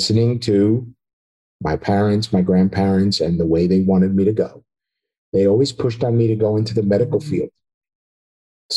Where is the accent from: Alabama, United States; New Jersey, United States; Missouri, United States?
New Jersey, United States; moved away as an adult; now in Central Florida, United States; I'm originally from New Jersey. So after 29 years in New Jersey, we are now down here in Central Florida